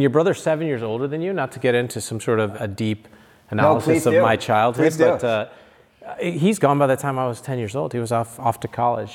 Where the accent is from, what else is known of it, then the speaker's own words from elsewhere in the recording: Michigan, United States; moved away as an adult; also born or lived in Seattle / San Francisco; when I grew up in Michigan